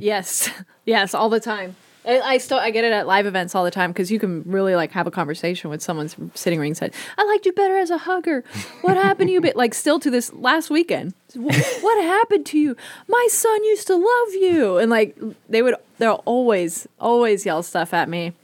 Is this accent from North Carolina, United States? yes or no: no; Bay Area, California, United States; moved away; I grew up in the Bay Area